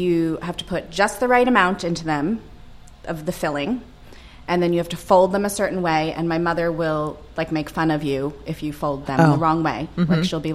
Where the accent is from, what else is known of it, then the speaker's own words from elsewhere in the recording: Long Island, New York, United States; I grew up in Long Island, New York